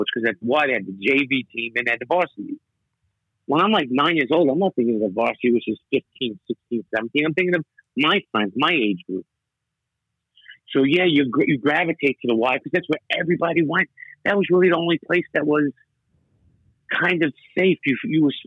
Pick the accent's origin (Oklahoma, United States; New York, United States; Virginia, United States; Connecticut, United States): New York, United States; New York City; When I grew up in Brighton Beach, it was mostly American